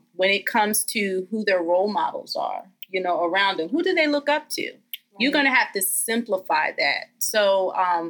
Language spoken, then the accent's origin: English; Eastern Shore of Maryland, United States; I have to be proud of the small town I come from. I tell everybody all day I'm from the Eastern Shore of Maryland